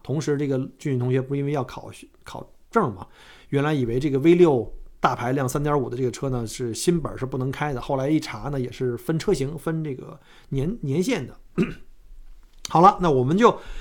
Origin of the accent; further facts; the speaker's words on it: China; now in Australia; 我们中国人